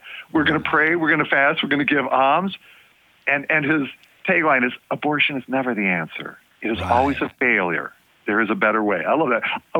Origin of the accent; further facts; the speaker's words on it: Jackson, Michigan, United States; also born or lived in Detroit, Michigan; I was born in Detroit, grew up in Jackson.